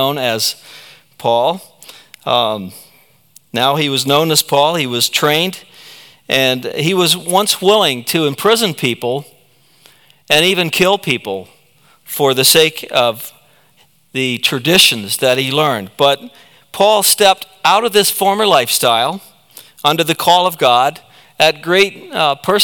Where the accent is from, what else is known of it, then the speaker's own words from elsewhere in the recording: United States; we stand forever grateful as American citizens